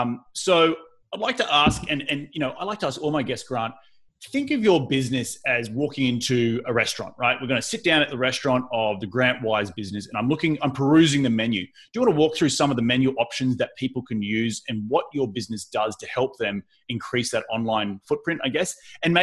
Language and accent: English; Australia; Growing up in Australia is a little bit different.